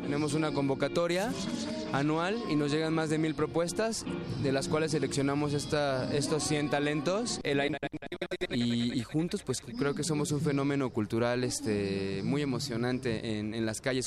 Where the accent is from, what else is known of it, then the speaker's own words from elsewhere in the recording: Mexico City, Mexico; soy de la Ciudad de México